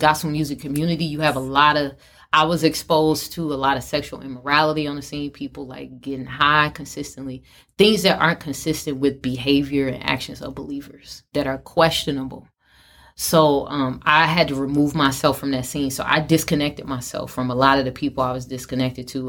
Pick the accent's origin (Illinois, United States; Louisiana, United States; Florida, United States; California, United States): Illinois, United States; Chicago; from Chicago, from my hometown